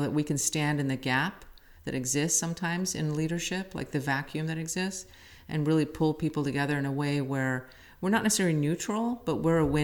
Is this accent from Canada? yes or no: yes; Calgary, Alberta, Canada; first language Assyrian Neo-Aramaic; English is a second language; also born or lived in Baghdad, Iraq / England; now in Modesto, United States; I grew up in Calgary, Alberta.